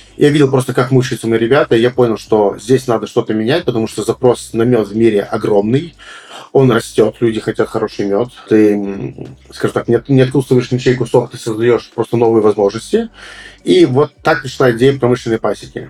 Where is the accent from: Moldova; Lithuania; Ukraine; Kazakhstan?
Moldova; я, допустим, как молдаванин, э, с самым большим трудом веду дела в Молдавии